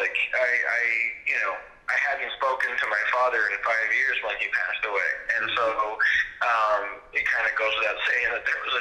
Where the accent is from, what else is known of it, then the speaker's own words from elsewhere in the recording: Quebec, Canada; moved away as an adult; also born or lived in Los Angeles; I came from Quebec, and then I was dropped into the States